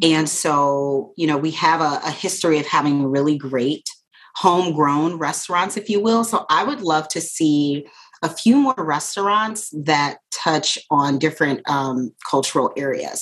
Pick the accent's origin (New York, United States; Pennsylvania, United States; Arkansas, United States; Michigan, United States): Michigan, United States; Detroit; now in Sheboygan County, United States; I'm originally from Detroit